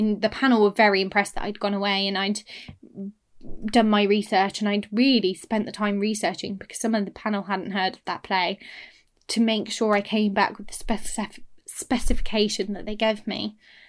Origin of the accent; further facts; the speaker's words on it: Derby, East Midlands, United Kingdom; accent: Northern British; now in Cambridge, United Kingdom; I delivered it in my Northern British accent, which was a lot more northern at the time. You know, I'd lived in Derby all my life.